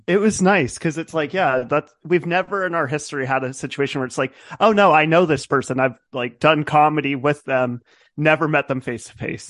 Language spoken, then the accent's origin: English; Nevada, United States; born or raised there; also born or lived in Hayward, California / Reno, Nevada; now in Sacramento, United States